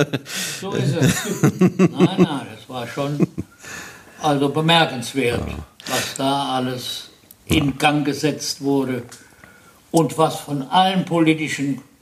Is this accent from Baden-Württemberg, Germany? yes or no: no; Neuwied, Rhineland-Palatinate, Germany; Äh, nein, ich bin hier in Neuwied.